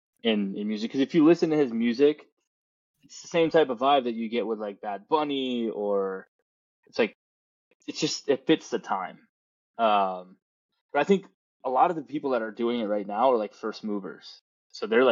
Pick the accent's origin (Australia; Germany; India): India; Chennai, Tamil Nadu; now in United States; India is, I mean, me growing up there, it's a special place